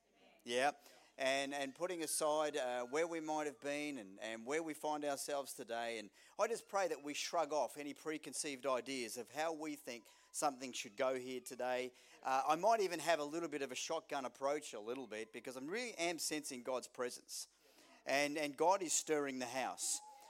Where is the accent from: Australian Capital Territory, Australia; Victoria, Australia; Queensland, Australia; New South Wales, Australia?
Victoria, Australia; Melbourne; born there; she was born in England, I was born in Melbourne